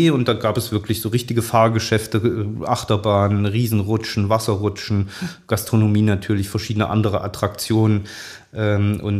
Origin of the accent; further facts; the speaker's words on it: East Germany, Germany; ich bin ja in der DDR groß geworden, habe meine Kindheit in der DDR verbracht